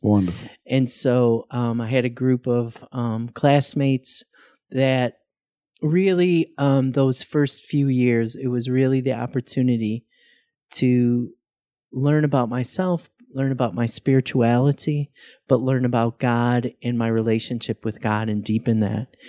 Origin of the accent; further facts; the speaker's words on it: Chicago, Illinois, United States; moved away as an adult; also born or lived in Iowa; I'm born and raised in Chicago, Illinois